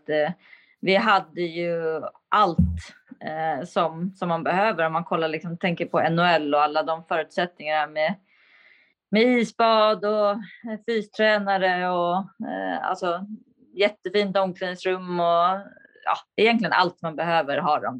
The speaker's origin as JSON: {"language": "Swedish", "country": "Sweden", "also_born_or_lived": "United States", "moved": "as an adult", "said": "mina föräldrar var ju hemma i Sverige och jag var i USA"}